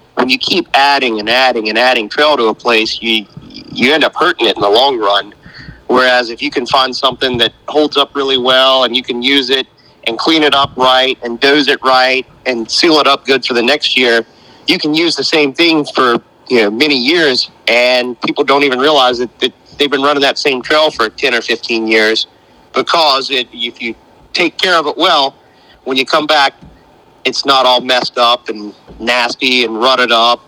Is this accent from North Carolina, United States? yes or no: yes; North Carolina, United States; I'm from North Carolina, and I, I, don't feel like I have near as thick an accent as, as what Buren has.